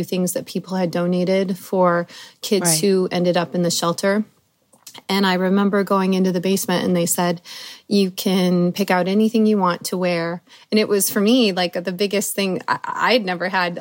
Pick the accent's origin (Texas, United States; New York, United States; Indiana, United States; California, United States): Indiana, United States; also born or lived in Colorado; My mom divorced my father when I was about 4 or 5, and we moved to Indiana from Colorado.